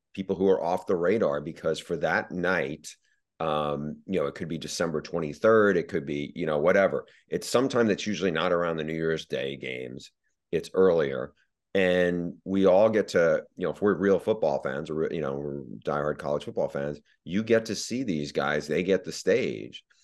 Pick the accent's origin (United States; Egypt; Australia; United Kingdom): United States; Northeast; also born or lived in New York; growing up in the Northeast